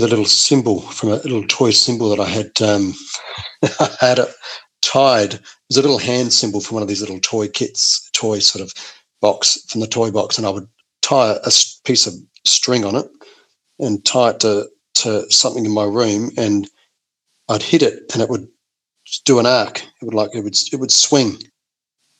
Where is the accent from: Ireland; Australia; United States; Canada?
Australia; Adelaide, South Australia; I grew up in Blackwood, sort of the inner Adelaide Hills